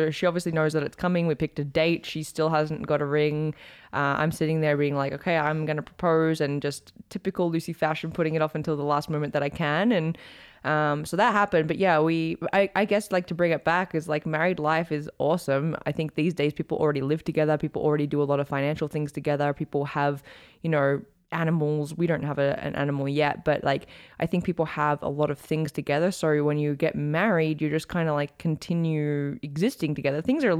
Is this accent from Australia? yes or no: yes; Australia; accent: blended; also born or lived in United States; now in Calgary, Canada; Okay, well, I'm from Australia, in case you couldn't tell. My accent is like, people tell me it's really blended now.